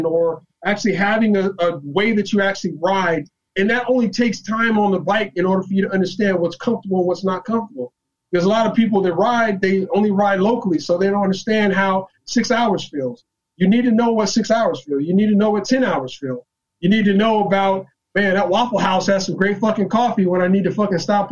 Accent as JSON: {"language": "English", "region": "California", "country": "United States", "moved": "yes", "lives_now": "North Carolina, United States", "said": "I'm from California"}